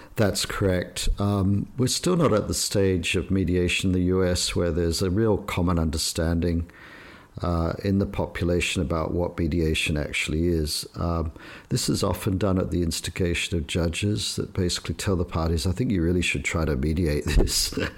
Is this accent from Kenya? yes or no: no; Australia; moved away as an adult; now in Shanghai, China; I was brought up in Australia